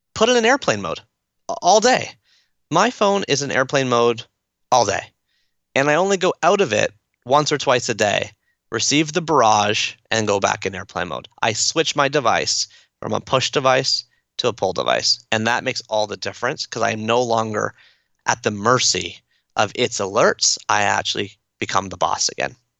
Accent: Toronto, Ontario, Canada; I'm from Toronto, so I'm a fan of the Toronto Blue Jays

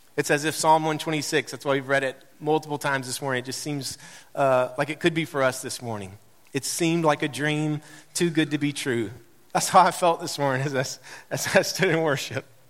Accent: Mount Juliet, Tennessee, United States; moved away; that's my hometown

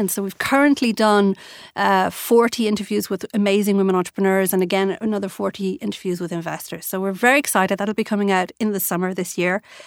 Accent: Ireland; being an Irish girl

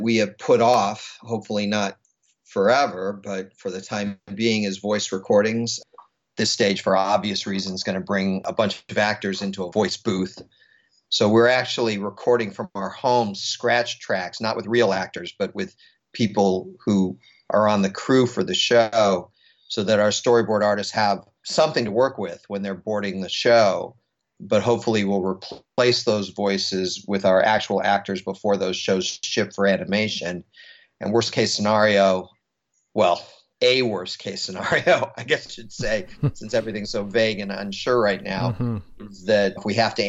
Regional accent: Los Angeles, California, United States; also born or lived in New York; I grew up in Los Angeles

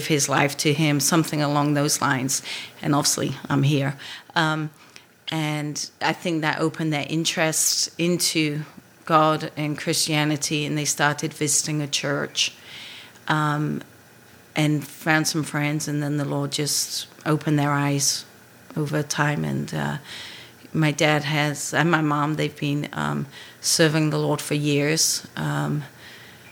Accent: England, United Kingdom; moved away as an adult; now in United States; I am from England. I came here in 93

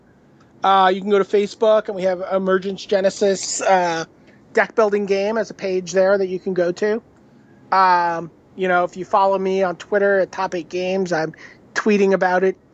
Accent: New York City, New York, United States; He and I grew up in Brooklyn

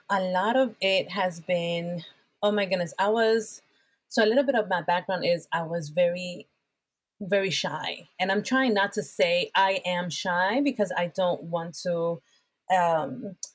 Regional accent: Puerto Rico; English is a second language; moved away; I was just coming in from Puerto Rico. Um, I was trying to get rid of my accent because because of my

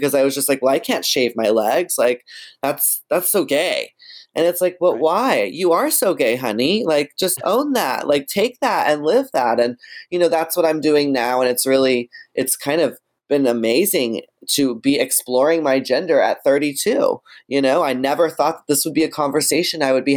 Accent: Texas, United States; in Texas, where I'm from

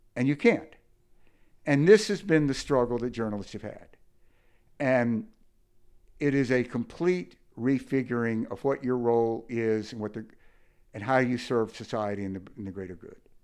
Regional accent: Mississippi, United States; I grew up in Mississippi

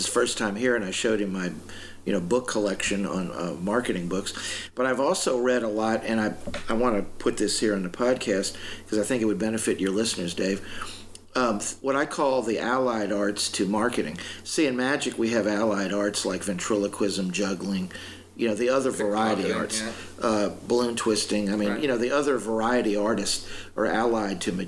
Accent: Louisiana, United States; I grew up in Louisiana

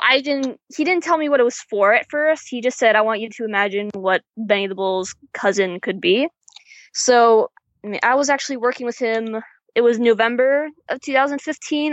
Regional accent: Chicago, Illinois, United States; now in Orlando, United States; I'm from Chicago originally, living in Orlando now

